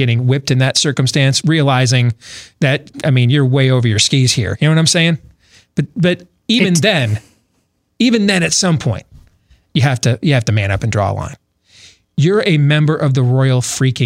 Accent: United States; as an American

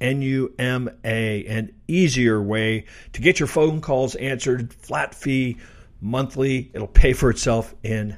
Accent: Kansas City, United States; Kansas City, as listeners know, my hometown

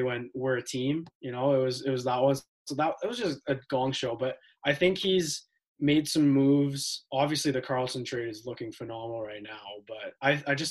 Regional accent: Ottawa, Ontario, Canada; also born or lived in Edmonton, Alberta; I moved to Ottawa. My family moved here when 2006, the summer of 2006. And I was born in Edmonton, so I was kind of an Oilers fan when I was really young.

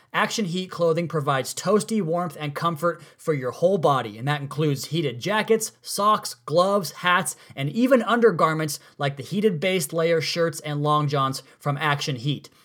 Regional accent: United States; moved away; the Tri-Cities, my hometown

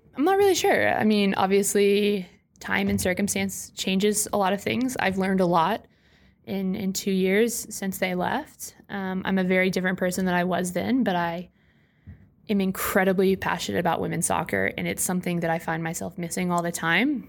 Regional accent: Orlando, Florida, United States; Orlando being that it's in my hometown

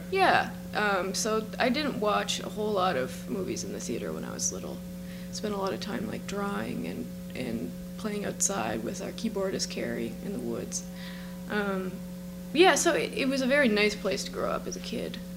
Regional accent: Cape Breton, Nova Scotia, Canada; I'm from Cape Breton

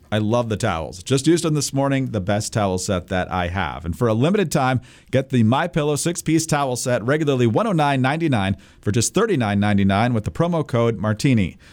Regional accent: Upper Peninsula of Michigan, United States; moved away; I grew up in the Upper Peninsula of Michigan

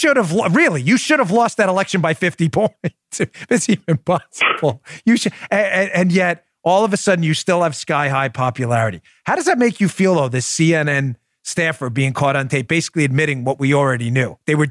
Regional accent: New York, United States; I grew up in New York.

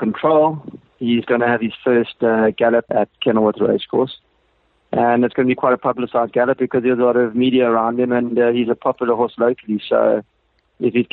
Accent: South Africa

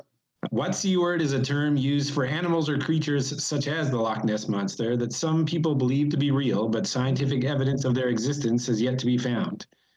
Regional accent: Gander, Newfoundland and Labrador, Canada; I grew up in Newfoundland, and I was born in Gander, Newfoundland, where the musical was set.

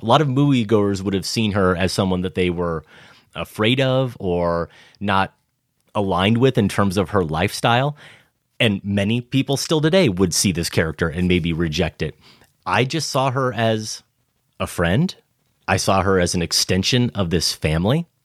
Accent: Iowa, United States; But I'm growing up in Iowa.

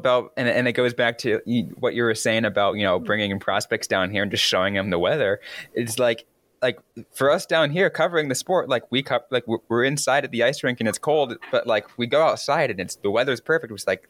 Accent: San Jose, California, United States; Yeah, I'm from San Jose.

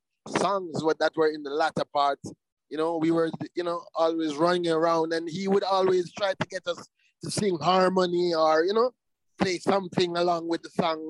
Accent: Jamaica; we come from Jamaica, we come from an island

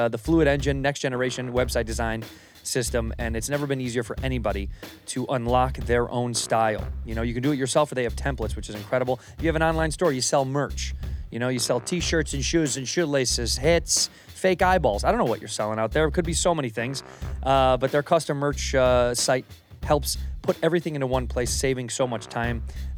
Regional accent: Chicago, Illinois, United States; moved away; That's my hometown flag.

